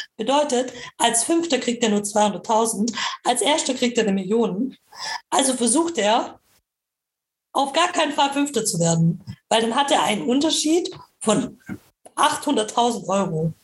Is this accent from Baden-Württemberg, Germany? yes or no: yes; Nürtingen, Baden-Württemberg, Germany; ich komme auch aus Nürtingen.